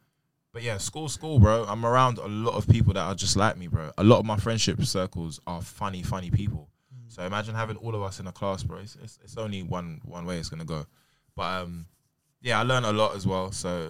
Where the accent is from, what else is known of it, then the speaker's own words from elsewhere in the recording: Peckham, London, United Kingdom; My school's in Brixton. I mean, it's in Campbell, and like opposite Brixton. I'm from Peckham.